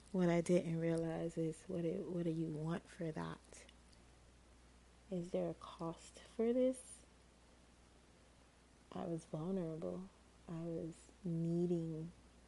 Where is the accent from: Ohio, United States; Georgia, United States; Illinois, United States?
Georgia, United States; I was from Georgia